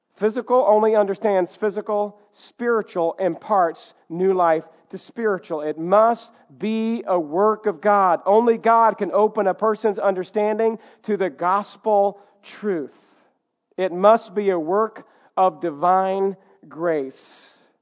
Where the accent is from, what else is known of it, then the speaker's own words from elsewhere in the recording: the South, United States; Growing up in the South